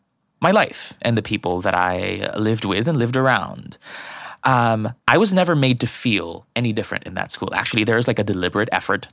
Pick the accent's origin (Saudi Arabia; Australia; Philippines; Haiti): Philippines; moved away; so I grew up in the Philippines.